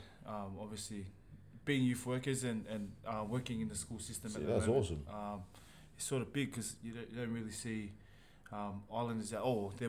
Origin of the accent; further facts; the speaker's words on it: Sydney, New South Wales, Australia; also born or lived in Sutherland Shire; Yeah, born and raised in Australia.